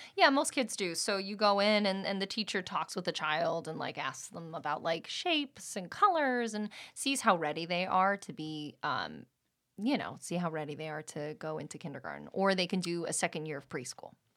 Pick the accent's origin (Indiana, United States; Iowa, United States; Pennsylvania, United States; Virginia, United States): Pennsylvania, United States; Allentown; moved away as an adult; also born or lived in New York; now in Los Angeles, United States; born in New York and raised in Allentown, Pennsylvania.